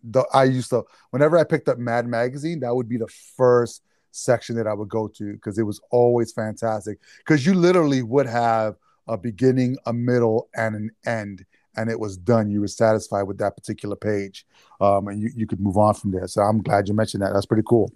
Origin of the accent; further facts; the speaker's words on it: New York, United States; now in New Jersey, United States; a Jersey boy, which I'm actually from New York